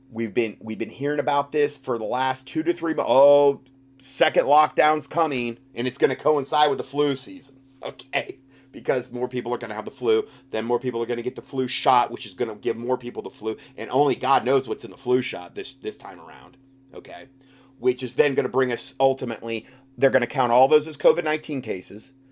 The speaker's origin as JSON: {"language": "English", "country": "Canada", "said": "I need to start off by saying that I am not happy doing this, but I have to as a Canadian and more importantly as a parent who wants a better future not only for my children but for other children as well."}